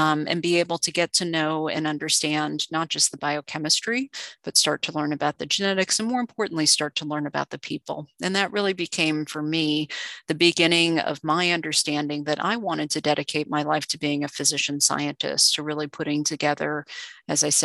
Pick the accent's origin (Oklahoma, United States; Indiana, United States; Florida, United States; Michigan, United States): Florida, United States; South; I grew up in South Florida.